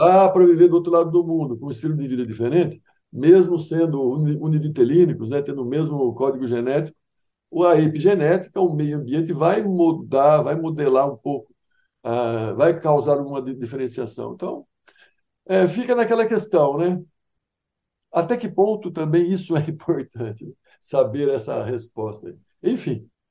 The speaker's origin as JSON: {"language": "Portuguese", "town": "Araras", "region": "São Paulo", "country": "Brazil", "said": "eu sou de Araras, né, uma cidade do interior de São Paulo"}